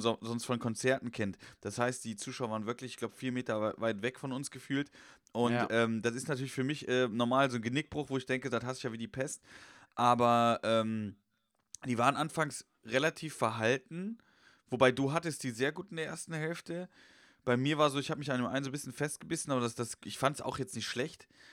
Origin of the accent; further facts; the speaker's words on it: Westerwald, Rhineland-Palatinate, Germany; moved away as an adult; now in Cologne, Germany; im Westerwald, also da wo ich herkomme